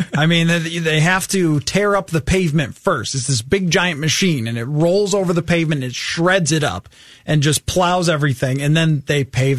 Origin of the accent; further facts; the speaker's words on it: Buffalo, New York, United States; I'm from Buffalo.